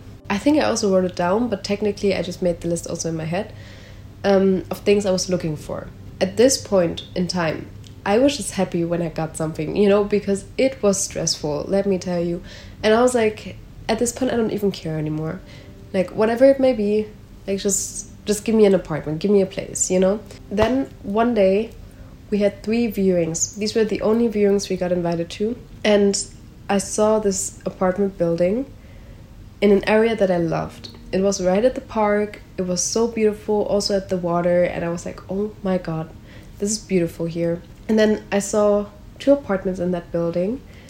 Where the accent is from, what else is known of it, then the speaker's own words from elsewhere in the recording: Germany; now in Netherlands; So I came from Germany to the Netherlands.